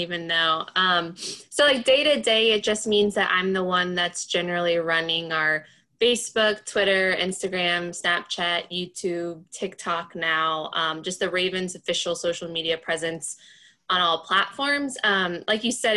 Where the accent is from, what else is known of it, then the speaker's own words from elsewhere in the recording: North Carolina, United States; moved away as an adult; now in Baltimore, United States; I grew up in North Carolina